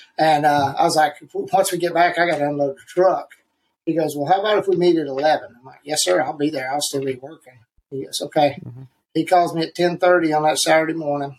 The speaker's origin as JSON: {"language": "English", "town": "Canton", "region": "North Carolina", "country": "United States", "tie": "born or raised there", "moved": "as an adult", "lives_now": "Raleigh, United States", "said": "I grew up in Canton, close to Asheville."}